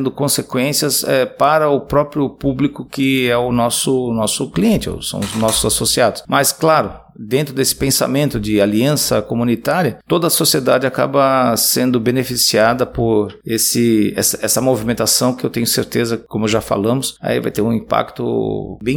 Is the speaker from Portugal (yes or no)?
no; Jaraguá, Goiás, Brazil; olha, eu sou lá de Jaraguá, onde o Morão teve lá e aconteceu isso